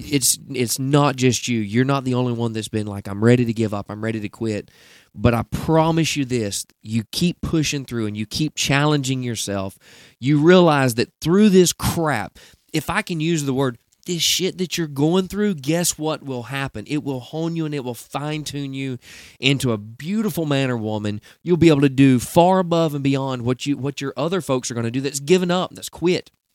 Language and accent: English; Southeast, United States; I'm in the Southeast